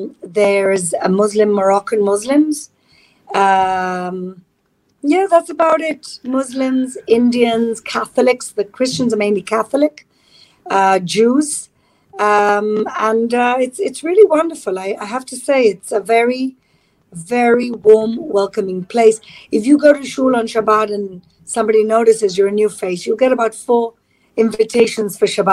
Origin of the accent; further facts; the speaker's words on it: Gibraltar; You know, it's like, it's very kind of kibbutzy in a way. It's like a small town where everybody really knows it. If you're Jewish, everybody knows you and they know your business.